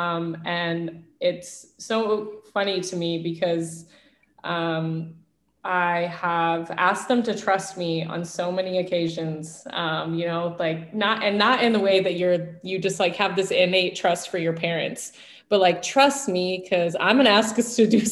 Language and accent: English; Central Washington, United States; moved away as an adult; also born or lived in Portland, Oregon; now in New York, United States; I came from a very small Native American reservation in Central Washington